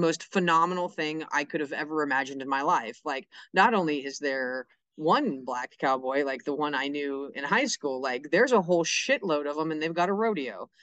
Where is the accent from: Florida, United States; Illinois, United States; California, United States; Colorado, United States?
California, United States; San Luis Obispo; also born or lived in Paso Robles, California; where I was raised in California, in San Luis Obispo, so I was also raised in Paso Robles